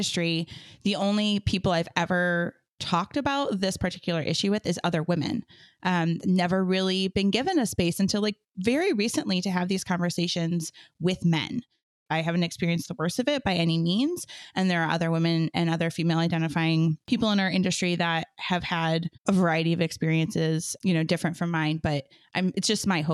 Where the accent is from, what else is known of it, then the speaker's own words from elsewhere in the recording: Muskegon County, Michigan, United States; major cultural institutions in Muskegon County, and all but one of them were run by women at that time, which I think about and reflect on and think like, what an incredible time it was to be a cultural leader in my hometown